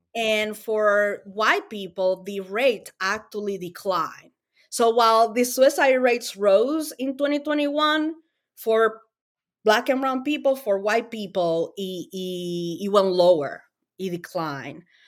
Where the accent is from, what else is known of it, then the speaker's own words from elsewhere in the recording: Dominican Republic; English is a second language; also born or lived in Springfield, Massachusetts; now in United States; I am an immigrant from the Dominican Republic. I moved to the U S fifteen years ago. Um, I didn't know English